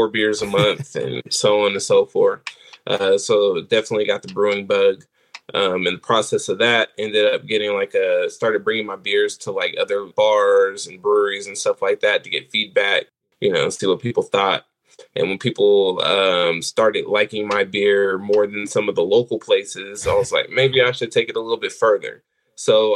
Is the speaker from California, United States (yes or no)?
yes; California, United States; now in San Antonio, United States; I'm originally from California